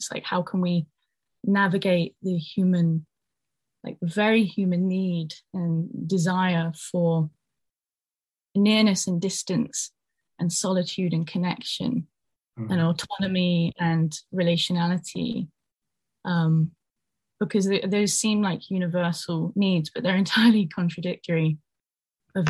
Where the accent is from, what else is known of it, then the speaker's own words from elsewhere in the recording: United Kingdom; also born or lived in Ireland; myself as a person growing up in Britain